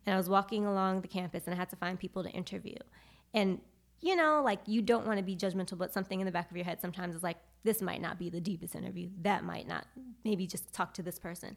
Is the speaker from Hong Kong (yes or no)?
no; New York City, New York, United States; moved away as an adult; also born or lived in Charlotte, North Carolina; I am from Brooklyn, New York